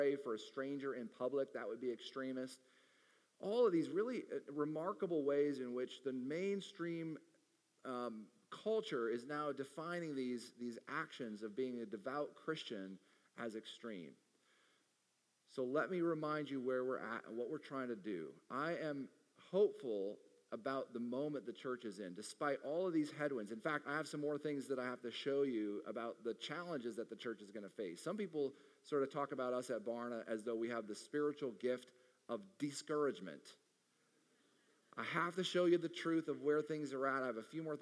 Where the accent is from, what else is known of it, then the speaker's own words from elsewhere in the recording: Arizona, United States; my home state of Arizona